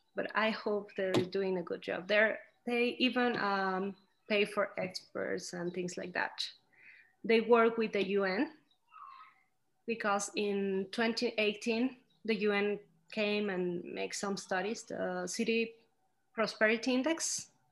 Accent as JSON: {"language": "English", "town": "Celaya", "region": "Guanajuato", "country": "Mexico", "tie": "born or raised there", "also_born_or_lived": "Mexico City, Mexico / Scotland", "said": "I went to live here when I was nine years old"}